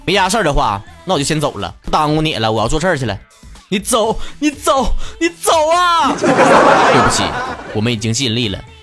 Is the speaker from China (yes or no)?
yes; Shenyang, Liaoning, China; 上一期呢是吴昕啊，也是俺们沈阳人，沈阳这嘎达明星